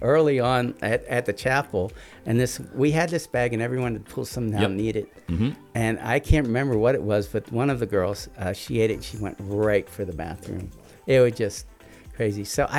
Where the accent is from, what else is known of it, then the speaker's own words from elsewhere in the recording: Philadelphia, Pennsylvania, United States; No, I grew up there in Southwest Philly, went to John Bartram High School, and went to Temple University undergrad as music ed and the trombone.